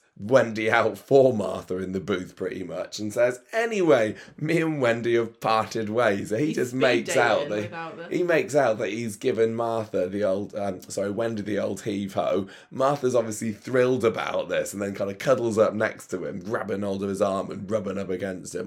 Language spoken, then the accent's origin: English; Coventry, West Midlands, United Kingdom; My hometown of Coventry.